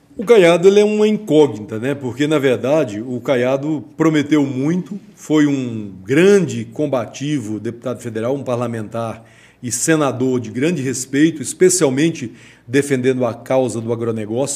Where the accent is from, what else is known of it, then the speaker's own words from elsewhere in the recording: Northeast Region, Brazil; moved away; also born or lived in Itaguaí; eu sou nordestino